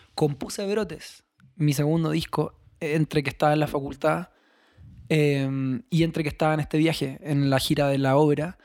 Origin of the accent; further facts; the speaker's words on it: Chile; moved away as an adult; now in Mexico; siendo chileno